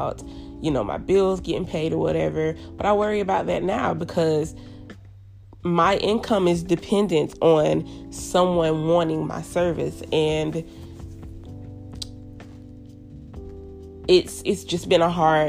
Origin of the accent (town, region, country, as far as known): United States